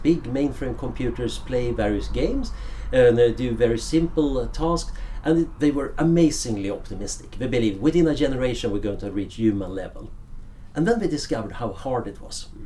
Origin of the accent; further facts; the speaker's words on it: Sweden; moved away as an adult; now in Oxford, United Kingdom; when I grew up in Sweden in the 70s, it was a fairly boring world